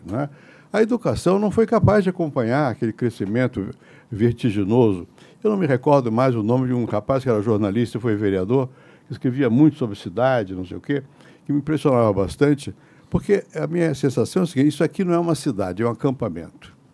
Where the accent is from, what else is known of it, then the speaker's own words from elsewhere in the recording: Rio de Janeiro, Brazil; born there; now in São Paulo, Brazil; Eu nasci no Rio. Isso é bom. Mas eu vim para São Paulo. Isso é melhor.